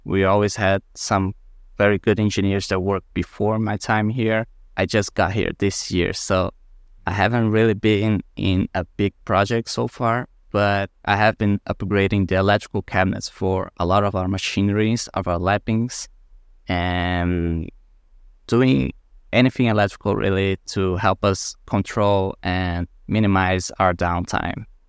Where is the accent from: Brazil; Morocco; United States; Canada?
Brazil; moved away; I was born in Brazil, close to the beach, and we have a great coral reef next to our city